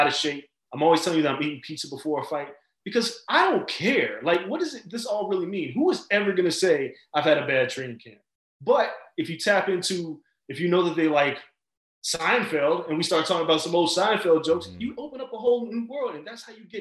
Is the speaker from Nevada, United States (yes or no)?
yes; Las Vegas, Nevada, United States; me and Floyd kind of grew up around each other in Vegas